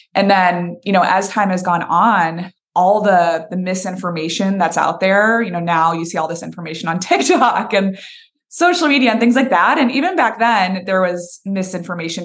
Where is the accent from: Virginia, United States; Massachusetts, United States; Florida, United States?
Massachusetts, United States; Boston; moved away as an adult; now in Nashville, United States; I'm originally from Boston, Massachusetts